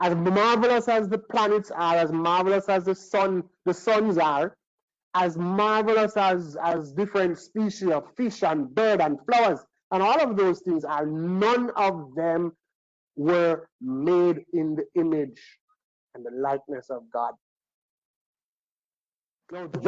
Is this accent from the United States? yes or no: no; Trinidad & Tobago; I was born in Trinidad